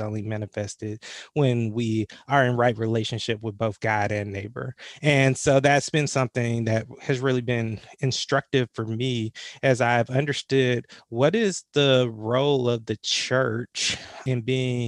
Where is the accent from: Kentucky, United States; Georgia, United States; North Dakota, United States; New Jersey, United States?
Georgia, United States; Atlanta; I'm from the Metro Atlanta area. Grew up in the shadows of Dr. King